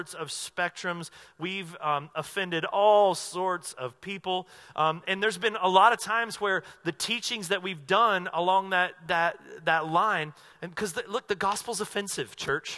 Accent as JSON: {"language": "English", "region": "North Carolina", "country": "United States", "tie": "born or raised there", "moved": "yes", "lives_now": "Southern Oregon, United States", "said": "where I grew up in North Carolina"}